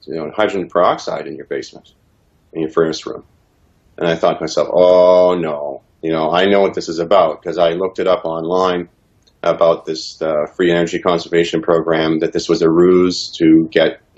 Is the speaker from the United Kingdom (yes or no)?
no; Canada; also born or lived in Regina, Saskatchewan / Ontario; I was proud of my country and being a Canadian